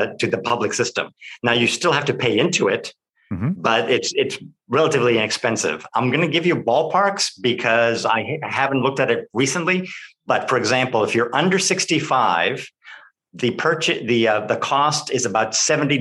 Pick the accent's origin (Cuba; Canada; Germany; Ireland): Cuba; accent: Cuban Spanish; also born or lived in Lewes, Delaware; now in Alicante, Spain; I was born in Cuba, so I do speak Spanish.